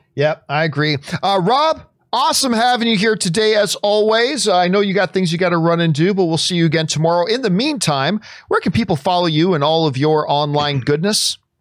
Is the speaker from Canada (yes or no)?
yes; Canada; as a Canadian